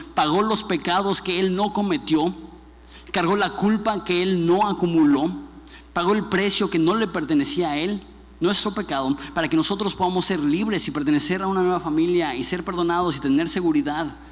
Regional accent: Mexico; como buen mexicano

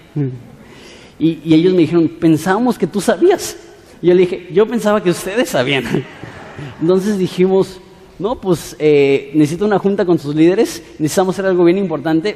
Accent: Ensenada, Baja California, Mexico; Somos ciudadanos de Ensenada

